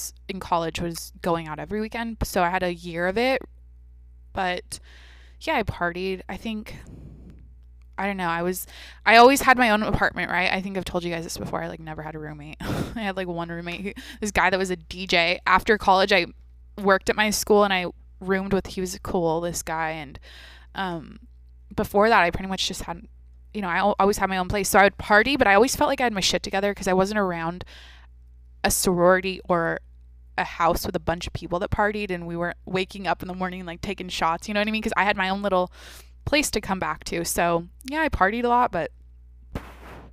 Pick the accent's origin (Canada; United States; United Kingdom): United States; Seattle, Washington; I'm from the Seattle area